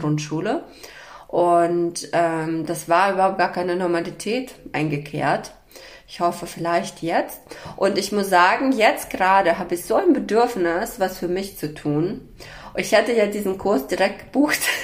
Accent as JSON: {"language": "German", "region": "Berlin", "country": "Germany", "said": "Ich komme ja aus Berlin"}